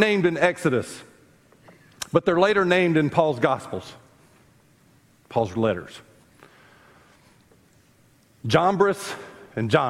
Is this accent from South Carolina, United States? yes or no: yes; South Carolina, United States; I grew up in South Carolina